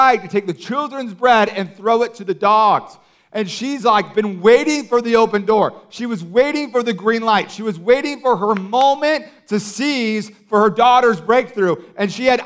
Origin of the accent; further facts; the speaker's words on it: Orange County, California, United States; also born or lived in Los Angeles; I grew up in Orange County